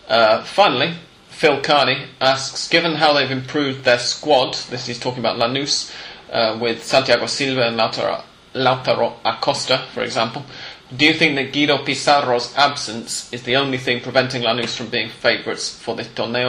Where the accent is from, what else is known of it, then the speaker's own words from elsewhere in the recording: England, United Kingdom; now in Argentina; both of us as English people